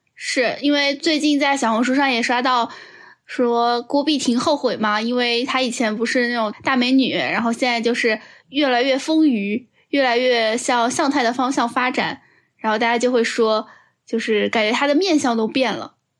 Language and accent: Chinese; Shanghai, China; 这个冰箱在二零二二年可是救了我们上海人老命啊